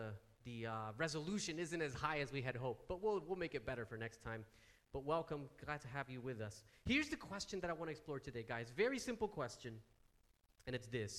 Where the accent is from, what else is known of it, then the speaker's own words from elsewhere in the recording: United States; moved away; being American